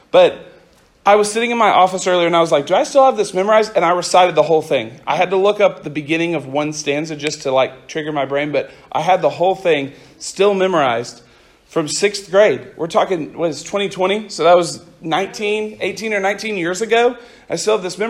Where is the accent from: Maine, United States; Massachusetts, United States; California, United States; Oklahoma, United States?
Oklahoma, United States; Central; I grew up in Central Oklahoma